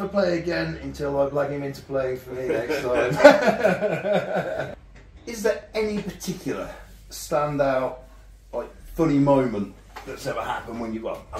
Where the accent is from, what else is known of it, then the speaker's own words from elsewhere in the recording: Worthing, South East England, United Kingdom; moved away; also born or lived in Wolverhampton; that's my hometown, Worthing